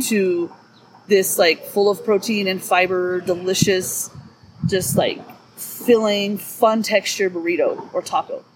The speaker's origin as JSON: {"language": "English", "region": "Southern California", "country": "United States", "tie": "born or raised there", "moved": "yes", "lives_now": "Lee Vining, United States", "said": "I grew up in Southern California"}